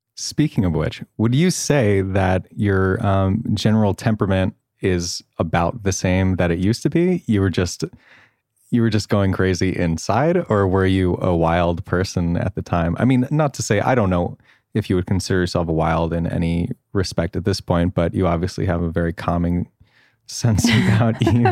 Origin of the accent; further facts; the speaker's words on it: Long Island, New York, United States; I'm from the East Coast. I also had a nice upbringing. I'm from Long Island